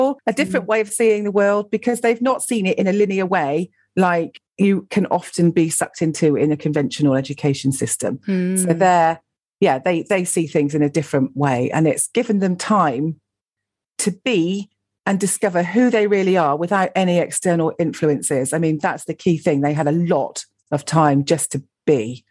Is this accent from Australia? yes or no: no; Gloucestershire, South West England, United Kingdom; moved away as an adult; also born or lived in London; I grew up in Gloucestershire, went and lived in London for a bit after I left school